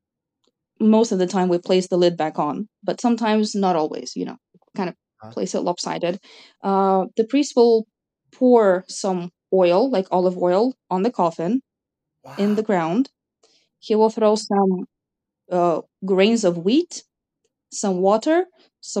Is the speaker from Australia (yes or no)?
no; Cyprus; I grew up in Cyprus, but ethnically I'm Russian